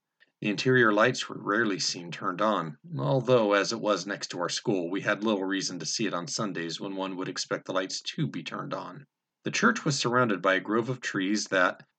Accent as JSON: {"language": "English", "town": "Salida", "region": "California", "country": "United States", "tie": "born or raised there", "said": "a small church in my hometown, Salida, California"}